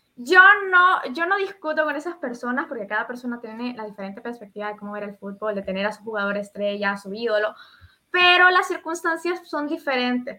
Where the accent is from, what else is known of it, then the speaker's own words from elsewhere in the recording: Honduras; aquí en Honduras